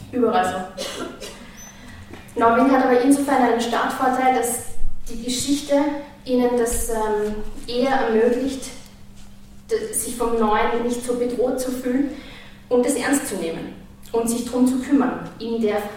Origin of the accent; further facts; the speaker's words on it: Vienna, Austria; moved away as an adult; now in Oslo, Norway; Ich bin in Wien aufgewachsen und mit 21 nach Oslo gezogen, wo ich als professionelle Musikschaffende sozialisiert wurde. Ich bin froh, dass ich aus Wien bin, viel verbindet mich mit dieser Stadt.